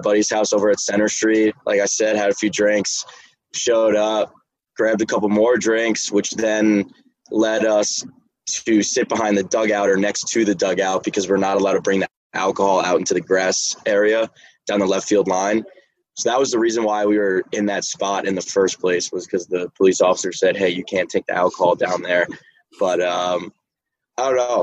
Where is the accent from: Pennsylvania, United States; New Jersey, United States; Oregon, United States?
New Jersey, United States; I'm from South Jersey, uh, junior finance major